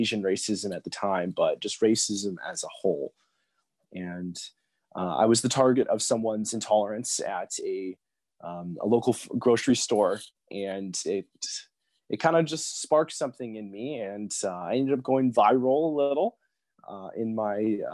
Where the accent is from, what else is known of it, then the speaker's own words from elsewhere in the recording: Fort St. John, British Columbia, Canada; moved away as an adult; I'm from a small community in northern British Columbia called Fort St. John